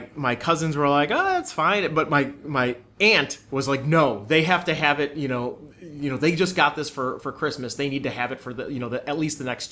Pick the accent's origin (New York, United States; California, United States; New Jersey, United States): New York, United States; Amherst; I grew up in Buffalo, New York, or the suburbs of Buffalo, New York, Amherst.